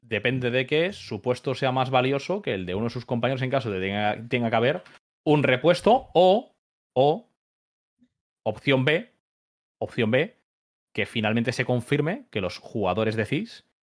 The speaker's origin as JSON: {"language": "Spanish", "country": "Spain", "said": "que soy español"}